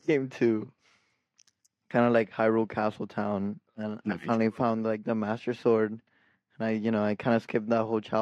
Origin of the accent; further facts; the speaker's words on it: Miami, Florida, United States; We're from Miami